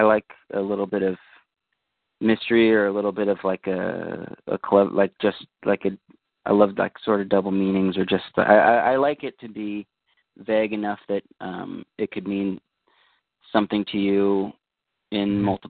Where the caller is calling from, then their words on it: Santa Cruz, California, United States; I'm calling from the Bay Area, Santa Cruz.